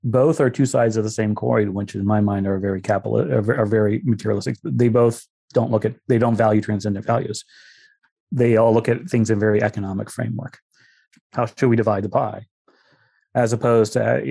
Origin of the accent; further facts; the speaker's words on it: East Pasco County, Florida, United States; moved away; as a small kid, I was raised around East Pasco County Democratic Club meetings